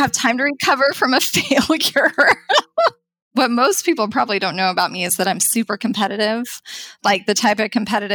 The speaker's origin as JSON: {"language": "English", "region": "Wyoming", "country": "United States", "tie": "born or raised there", "also_born_or_lived": "Texas", "moved": "as an adult", "said": "I grew up in Wyoming"}